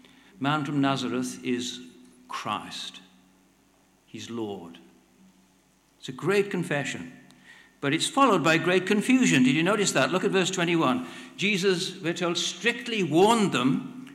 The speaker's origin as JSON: {"language": "English", "region": "Wales", "country": "United Kingdom", "said": "I'm Welsh"}